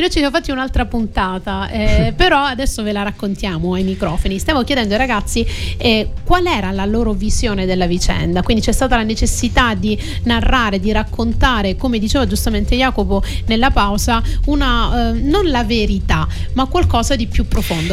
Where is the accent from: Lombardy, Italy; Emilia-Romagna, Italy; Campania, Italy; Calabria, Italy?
Calabria, Italy; now in Sicily, Italy; io ho sposato dieci anni fa un siciliano da calabrese